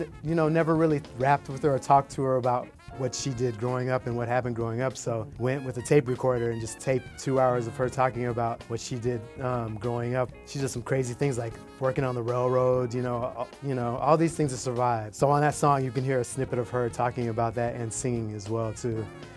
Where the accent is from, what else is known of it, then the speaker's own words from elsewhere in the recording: Atlanta, Georgia, United States; moved away as an adult; also born or lived in New Jersey; I'm from Atlanta originally, and I moved to New Jersey to go to grad school